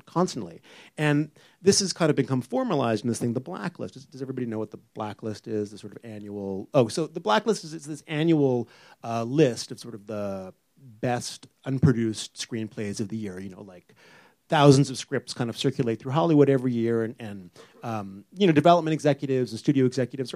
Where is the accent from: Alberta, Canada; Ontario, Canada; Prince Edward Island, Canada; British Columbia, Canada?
British Columbia, Canada; Vancouver; moved away as an adult; now in Toronto, Canada; I'm from Vancouver originally.